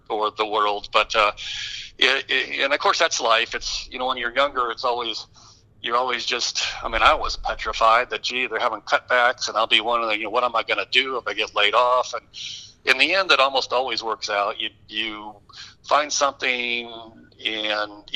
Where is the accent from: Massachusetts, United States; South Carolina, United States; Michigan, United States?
Michigan, United States; Detroit; moved away; I grew up in the Detroit area